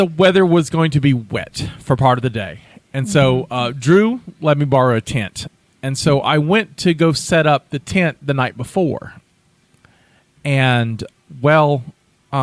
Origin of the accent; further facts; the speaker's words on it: Bay Minette, Alabama, United States; my hometown has an event every year called Christmas Fest